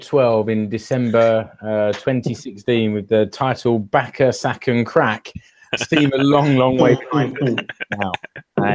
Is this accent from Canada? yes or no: no; England, United Kingdom; now in Finland; As an Englishman